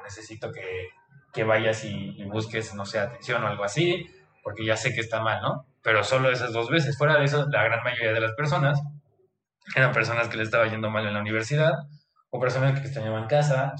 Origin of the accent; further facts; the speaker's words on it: Mexico; moved away as an adult; now in Germany; soy de México, sabe que estudié medicina